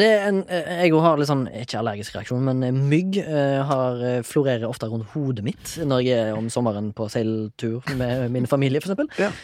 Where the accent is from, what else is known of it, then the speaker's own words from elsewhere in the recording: Haugesund, Rogaland, Norway; jeg kommer fra, fra Haugesund og har, kommer fra en sånn båtfamilie